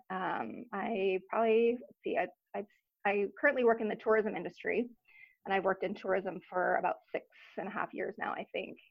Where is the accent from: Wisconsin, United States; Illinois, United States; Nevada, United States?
Nevada, United States; Reno; moved away as an adult; also born or lived in Los Angeles, California; now in Anchorage, United States; born and raised in Reno, and went to university there at University of Nevada